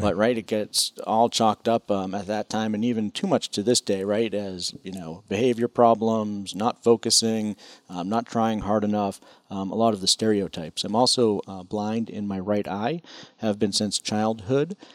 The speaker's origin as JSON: {"language": "English", "town": "Chelmsford", "region": "Massachusetts", "country": "United States", "tie": "born or raised there", "moved": "yes", "lives_now": "Washington, D.C., United States", "said": "I grew up in Chelmsford"}